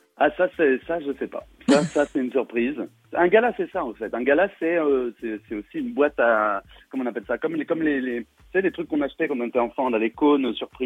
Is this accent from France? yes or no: yes; Saône-et-Loire, Bourgogne-Franche-Comté, France; j'ai grandi en Saône-et-Loire, ouais. J'ai fait toutes mes études en Saône-et-Loire